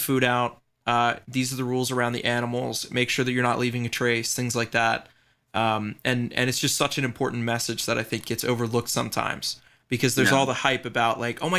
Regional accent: Baltimore, Maryland, United States; I grew up, you know, going to the aquarium here in Baltimore

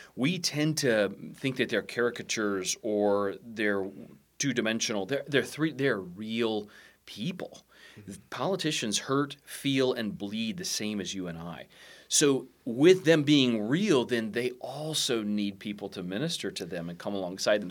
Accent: United States; I'm a Christian first, I'm an American second

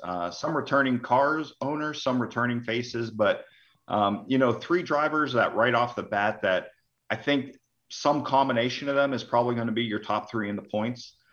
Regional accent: Hubbard, Ohio, United States; I grew up in Hubbard, Ohio, which is outside of Youngstown

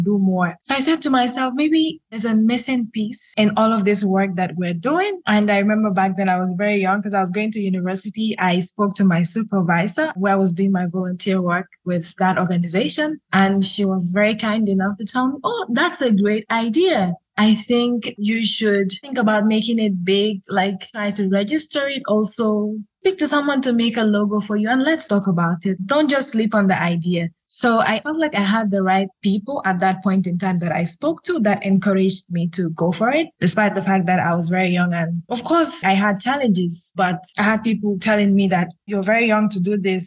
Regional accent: Gambia; I am a lawyer from the Gambia, a human rights lawyer to be specific

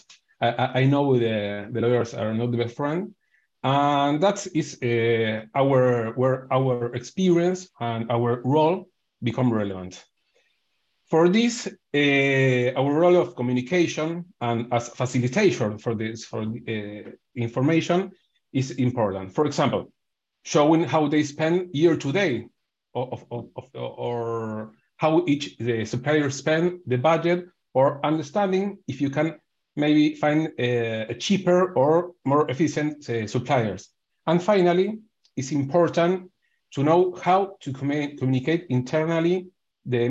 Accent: Argentina; I'm from Argentina

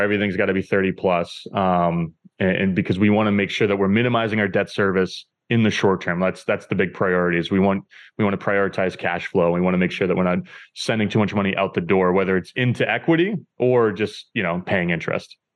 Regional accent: New Hampshire, United States; moved away as an adult; now in Boston, United States; I currently live in Boston, Massachusetts. I grew up in New Hampshire, um, so I've always lived in the Northeast.

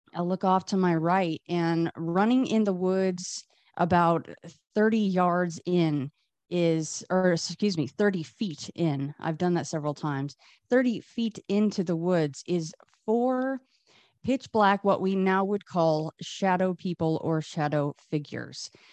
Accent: Las Vegas, Nevada, United States; I grew up here in Vegas. I'm in Vegas now still.

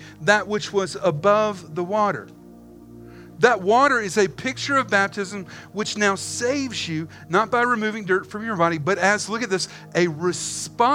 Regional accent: the Carolinas, United States; we are from the Carolinas

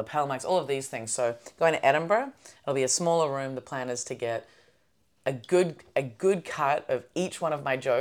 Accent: Melbourne, Victoria, Australia; born or raised there; moved away

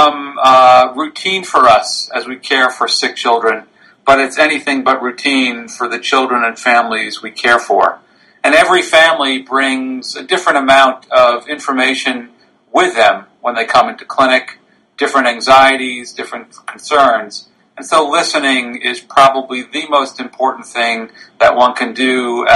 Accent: near the Connecticut border, New York, United States; moved away as an adult; now in Philadelphia, United States; I grew up in New York, just on the Connecticut border

